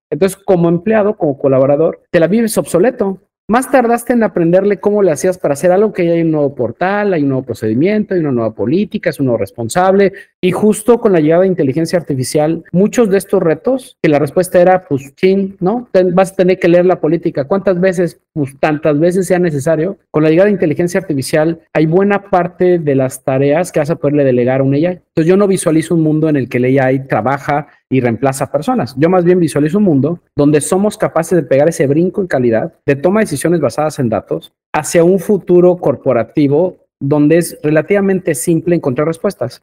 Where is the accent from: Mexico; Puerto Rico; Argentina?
Mexico; como buen mexicano